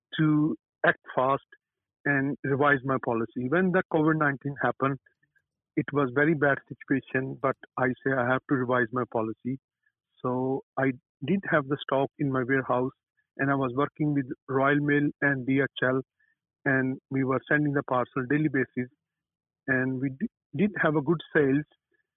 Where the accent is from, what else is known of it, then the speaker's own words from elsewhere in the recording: Pakistan; moved away as an adult; I came from Pakistan in this country, and I worked hard. I did have a basic education from back home